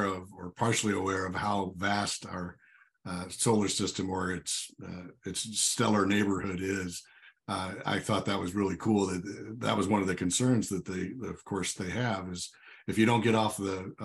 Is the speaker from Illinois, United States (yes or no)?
yes; Illinois, United States; moved away; I grew up in Illinois originally